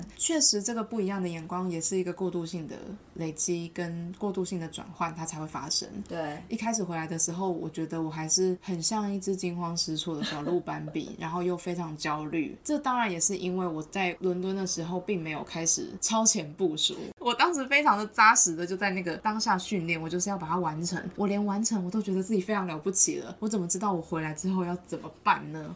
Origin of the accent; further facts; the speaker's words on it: Taiwan; moved away as an adult; also born or lived in London, United Kingdom; 包含我自己来自台湾